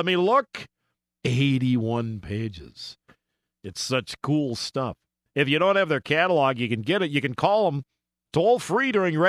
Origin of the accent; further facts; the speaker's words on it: south suburbs of Minneapolis, Minnesota, United States; growing up in Minneapolis, actually one of the south suburbs of Minneapolis